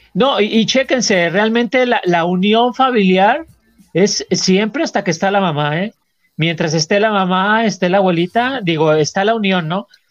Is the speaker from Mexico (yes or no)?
yes; Mexico; como mexicano